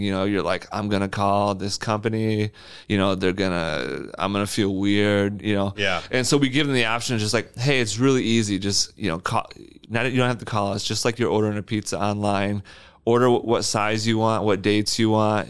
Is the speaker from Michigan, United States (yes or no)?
yes; Wyoming, Michigan, United States; also born or lived in Lansing, Michigan; I grew up in Wyoming